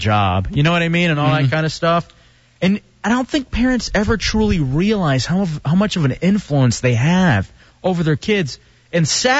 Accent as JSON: {"language": "English", "town": "Dallas", "region": "Texas", "country": "United States", "tie": "born or raised there", "moved": "yes", "said": "growing up in Dallas, we'd watch the Cowboys"}